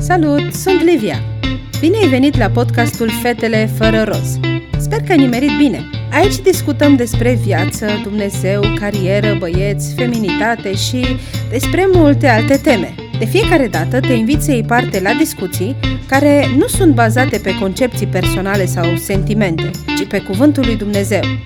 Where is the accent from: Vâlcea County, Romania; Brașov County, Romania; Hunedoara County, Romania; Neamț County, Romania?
Brașov County, Romania; Brașov; sunt din Brașov, am crescut în Brașov, încă locuiesc în Brașov